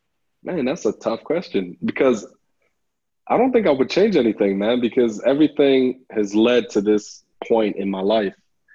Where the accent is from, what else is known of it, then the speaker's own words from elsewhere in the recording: Nigeria; now in Lubbock, United States; I remember that from when we first moved to the U.S. I moved from Nigeria to Lubbock, Texas, and it was quite a change, you know.